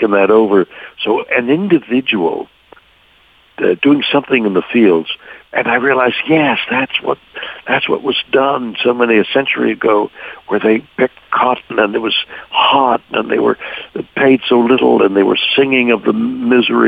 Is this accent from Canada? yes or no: yes; Montreal, Quebec, Canada; now in Los Angeles, United States; I'm a guy from Montreal, Canada. My musical education up there